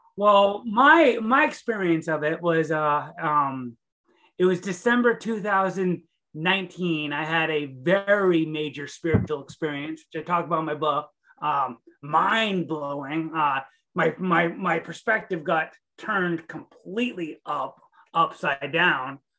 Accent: Maine, United States; also born or lived in Staten Island, New York; I'm a New Englander. I was raised in Maine, so about as far away from California as you can get

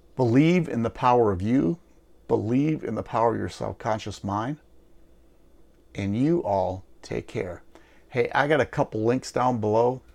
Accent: Wisconsin, United States; moved away; I'm originally from Wisconsin

